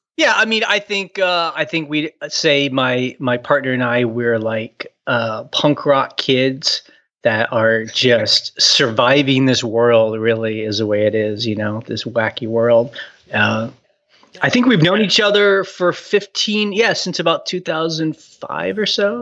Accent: Houston, Texas, United States; also born or lived in New York / San Francisco; now in Luray, United States; I grew up in Houston, Texas

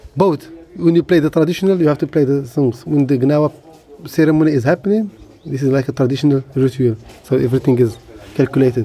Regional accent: Essaouira, Marrakesh-Safi, Morocco; I was born in Sawera.

